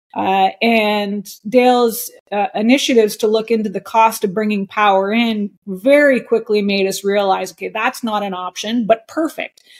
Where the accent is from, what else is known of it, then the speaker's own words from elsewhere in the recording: Montreal, Quebec, Canada; also born or lived in New York; now in Shawnigan Lake, Canada; I was born and raised in Montreal, so I was a city girl